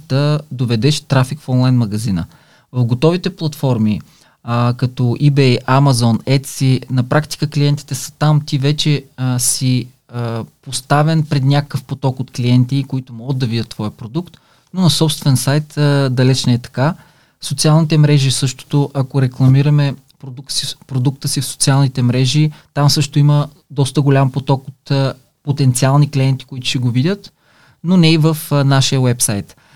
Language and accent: Bulgarian; Silistra, Silistra Province, Bulgaria; на 51 години съм от Силистра